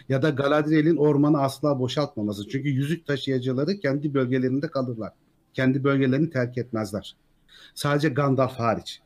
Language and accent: Turkish; Ankara, Turkey; moved away as an adult; now in Antalya, Turkey; Ankaralıyım ben